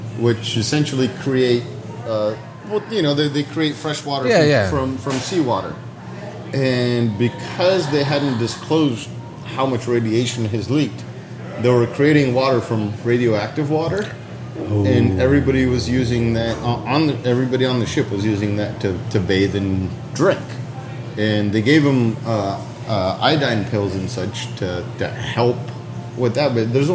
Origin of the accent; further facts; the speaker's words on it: United States; also born or lived in Bulgaria; I'm fucking American. I spent most of my life here, and like I can't believe they just attacked my country.